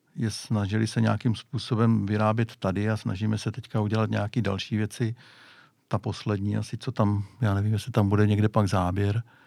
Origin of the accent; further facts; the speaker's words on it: Hradiště, Czechia; u nás v Hradišti dělal